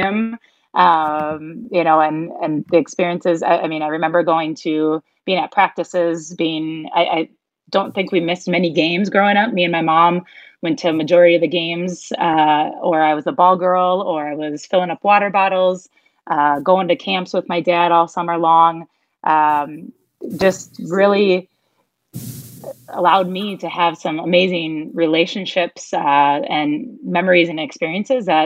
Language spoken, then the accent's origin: English; Bloomer, Wisconsin, United States; growing up in Bloomer, having that small town experience